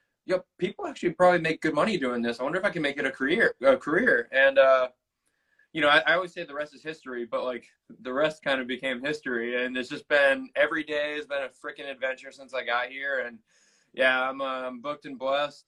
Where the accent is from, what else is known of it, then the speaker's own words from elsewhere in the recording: Boston, Massachusetts, United States; moved away as an adult; also born or lived in Australia / Northern California / Kansas City; now in Los Angeles, United States; I'm from Boston originally